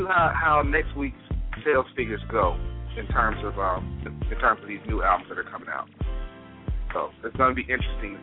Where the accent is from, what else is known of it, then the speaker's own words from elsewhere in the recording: Mississippi, United States; moved away; also born or lived in Montgomery, Alabama; I'm from Mississippi